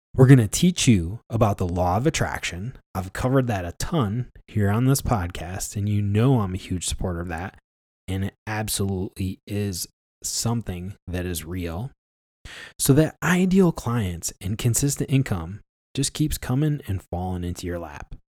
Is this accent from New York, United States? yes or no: yes; Ilion, New York, United States; the hometown of Ilion, New York, where I grew up